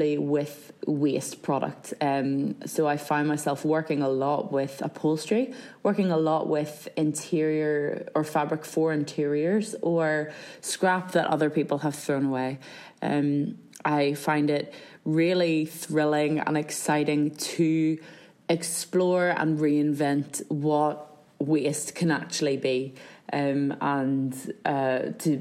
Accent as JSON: {"language": "English", "area": "County Down", "region": "Northern Ireland", "country": "United Kingdom", "said": "I am from County Down, South Down, that general region of Northern Ireland"}